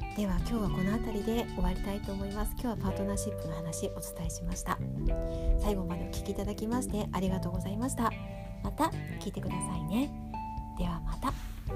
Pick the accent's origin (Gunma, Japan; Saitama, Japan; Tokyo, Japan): Tokyo, Japan; accent: Edokko; moved away; 東京出身